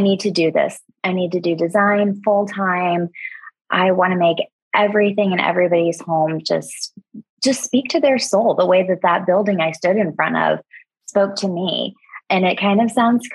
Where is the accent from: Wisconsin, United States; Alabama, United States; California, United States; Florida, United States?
Florida, United States; I was born and raised in Florida